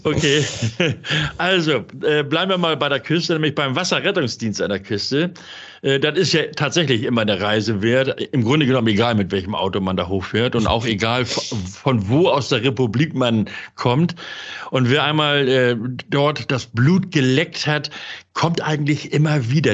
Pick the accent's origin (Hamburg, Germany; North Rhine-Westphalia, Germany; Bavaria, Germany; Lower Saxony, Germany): Hamburg, Germany; in meiner Geburtsstadt Hamburg